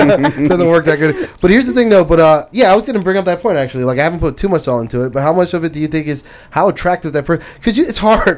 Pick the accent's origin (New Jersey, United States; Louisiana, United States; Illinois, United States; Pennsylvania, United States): Pennsylvania, United States; Philadelphia; now in Florida, United States; I grew up in North Philly